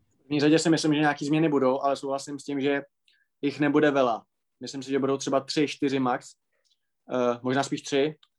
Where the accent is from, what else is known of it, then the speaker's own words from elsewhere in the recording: Moravia, Czechia; u nás na Moravě